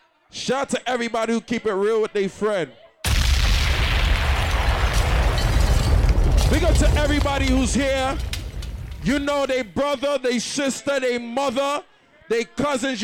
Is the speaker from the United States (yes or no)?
yes; New York City, New York, United States; I come from New York, Brooklyn